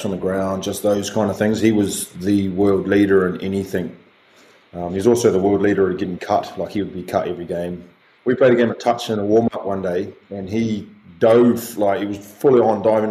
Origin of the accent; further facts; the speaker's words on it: Rotorua, Bay of Plenty, New Zealand; growing up in Rotorua.